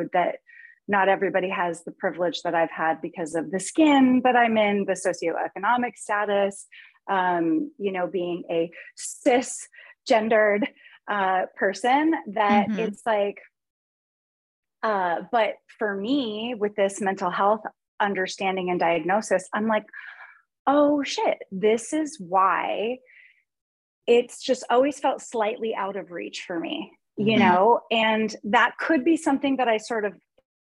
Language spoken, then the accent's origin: English; Los Angeles, California, United States; also born or lived in Chicago / Portland; now in Kansas, United States; I grew up in Los Angeles and I went to like a really, hoity-toity private school